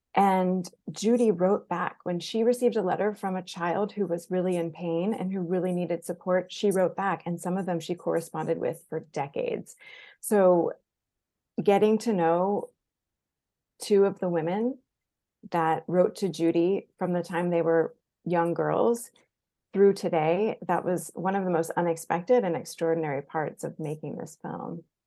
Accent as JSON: {"language": "English", "town": "Jacksonville", "region": "Florida", "country": "United States", "tie": "born or raised there", "said": "I grew up in Jacksonville, Florida, in Duval County"}